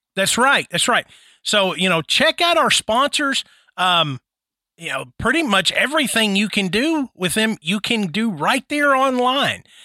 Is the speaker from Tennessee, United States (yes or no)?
yes; Tennessee, United States; I'm from Tennessee.